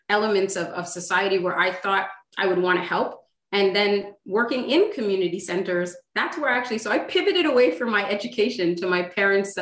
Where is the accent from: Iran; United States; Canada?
Canada; Montreal, Quebec; I grew up in Montreal with a brother and a sister